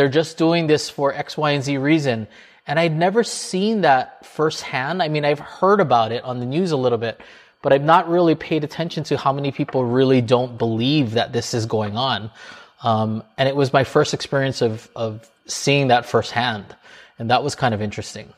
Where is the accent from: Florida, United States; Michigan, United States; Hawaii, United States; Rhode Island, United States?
Hawaii, United States; now in New York, United States; I'm from Hawaii